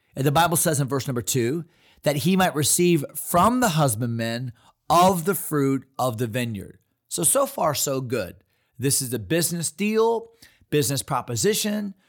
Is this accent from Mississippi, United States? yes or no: no; Fredericksburg, Virginia, United States; from Fredericksburg, Virginia. That's my hometown.